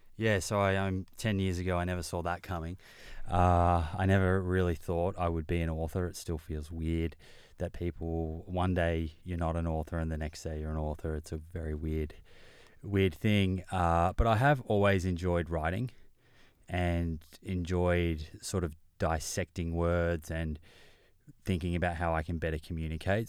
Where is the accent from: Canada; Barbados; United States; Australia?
Australia; Melbourne, Victoria; I grew up in Melbourne.